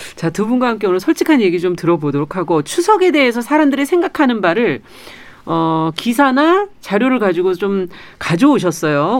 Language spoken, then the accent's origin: Korean; Seoul, South Korea; 저도 서울이에요 고향이